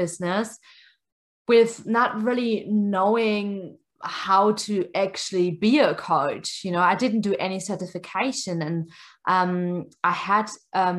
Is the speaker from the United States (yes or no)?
no; near Stuttgart, Baden-Württemberg, Germany; first language German; English is a second language; moved away as an adult; also born or lived in New Zealand; now in Brisbane, Australia; where I was coming from, that was really close to Stuttgart.